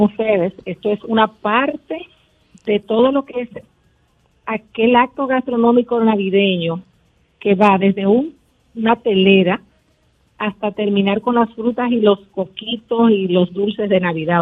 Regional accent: San Juan de la Maguana, San Juan, Dominican Republic; Yo soy de San Juan de la Maguana

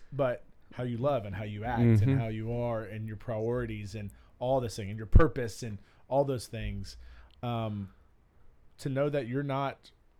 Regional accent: Alabama, United States; I'm American and I live in Alabama, the South, in Alabama, in Birmingham, in Bluff Park where we live, and I live right here.

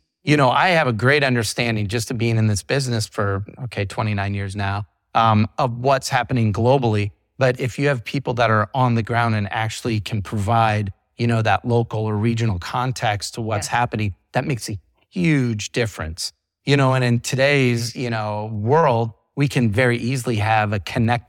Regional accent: England, United Kingdom; Our headquarters is in the UK, if you can't tell by my accent.

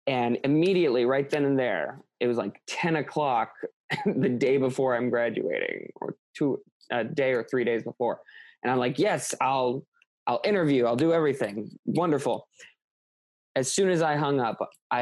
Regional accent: Midwest, United States; moved away as an adult; now in Los Angeles, United States; I came from the Midwest, a family that like never really expanded from its like plot of land

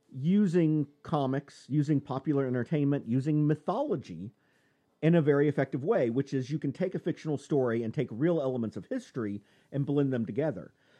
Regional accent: Texas, United States; I'm from Texas, goddammit. That's what we do. And the family is from Texas.

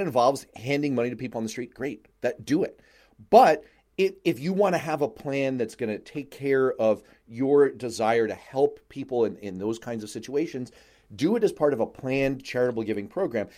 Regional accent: New York City, New York, United States; I grew up in New York City

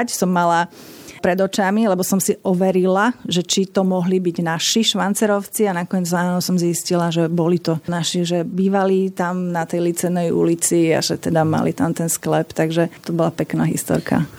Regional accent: Bratislava, Bratislava Region, Slovakia; Ja som pochádzam z Bratislavy a to bolo jedno vinohradnícke mesto.

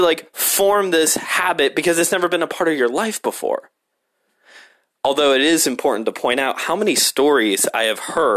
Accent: Hammond, Indiana, United States; I grew up in Hammond

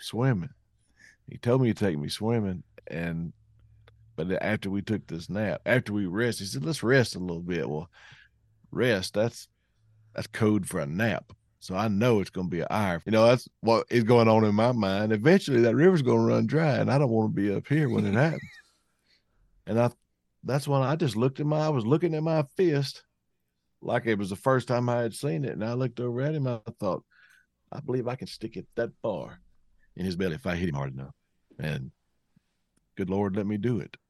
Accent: Cleveland County, Arkansas, United States; where I grew up in Cleveland County, Arkansas.

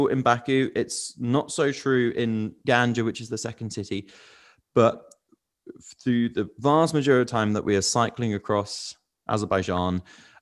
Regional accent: United Kingdom; as a British person

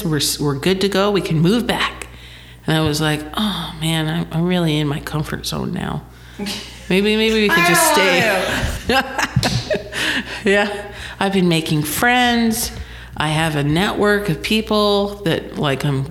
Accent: St. George, Utah, United States; I am originally from St. George and I've kind of have that identity with the beehive state

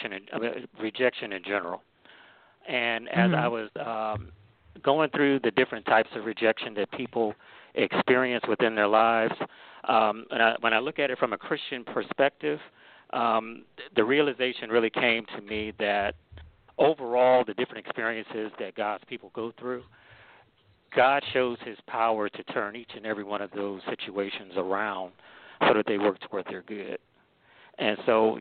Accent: Cleveland, Ohio, United States; now in Maryland, United States; I'm originally from Cleveland, Ohio. I currently live in Maryland, so I'm in the DMV area

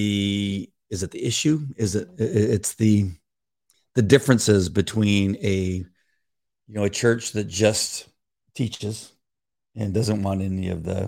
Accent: Orange County, California, United States; I grew up in Orange County.

